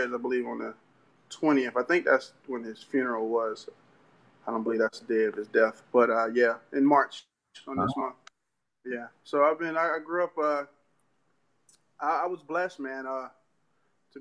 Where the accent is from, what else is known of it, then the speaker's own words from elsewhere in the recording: Sumter, South Carolina, United States; moved away as an adult; also born or lived in Bronx, New York City; now in Florida, United States; raised in Sumter, South Carolina, been there since I was 5 up to I was about 25, been in Florida now about 2 years